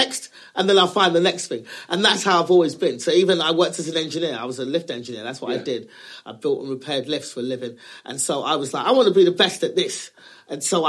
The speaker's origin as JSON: {"language": "English", "region": "England", "country": "United Kingdom", "tie": "born or raised there", "also_born_or_lived": "Los Angeles, United States", "moved": "as an adult", "lives_now": "United States", "said": "we're born and raised in England"}